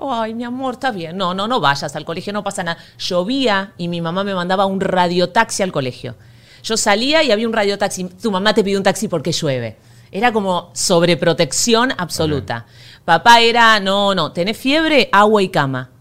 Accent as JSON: {"language": "Spanish", "country": "Argentina", "moved": "as an adult", "said": "como buena argentina"}